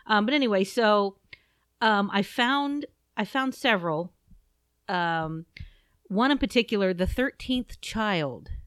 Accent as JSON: {"language": "English", "region": "Southeast Ohio", "country": "United States", "said": "I'm from Southeast Ohio, and not all that far from Egypt Valley, which is very near Saint Clairsville"}